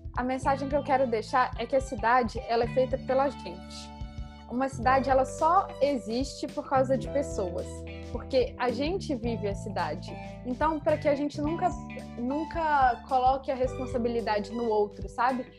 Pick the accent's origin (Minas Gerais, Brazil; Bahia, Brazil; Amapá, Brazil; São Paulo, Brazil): Minas Gerais, Brazil; Belo Horizonte; now in Rio de Janeiro, Brazil; eu sou de Belo Horizonte, apesar de, de morar no Rio.